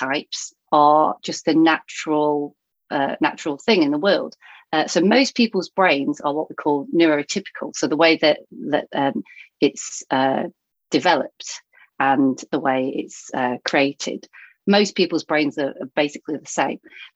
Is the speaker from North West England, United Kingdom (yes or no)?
yes; Thornton, North West England, United Kingdom; now in Baldock, United Kingdom; I grew up up north in Lancashire near Blackpool. So most people have heard of Blackpool, but I came from a small town called Thornton.